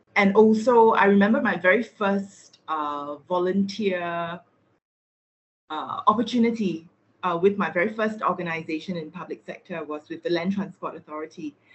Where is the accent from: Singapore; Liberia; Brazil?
Singapore; I'm from Singapore